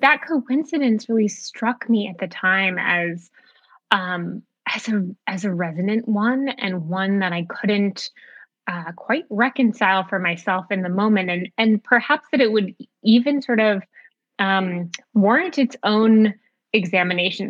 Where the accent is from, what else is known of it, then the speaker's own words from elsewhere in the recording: outside of Boston, Massachusetts, United States; I come from um, a, a New England family. I grew up outside of Boston